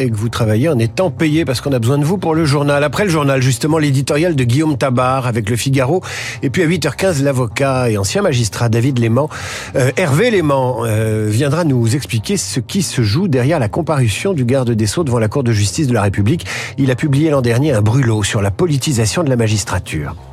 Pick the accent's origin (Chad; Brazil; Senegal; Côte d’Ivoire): Senegal; now in Paris, France; Sénégal. Je suis arrivé à Paris en 2015.